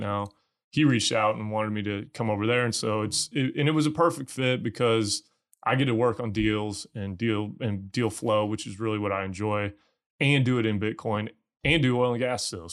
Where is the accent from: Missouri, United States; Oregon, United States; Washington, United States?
Missouri, United States; moved away as an adult; also born or lived in Texas; I'm from Missouri originally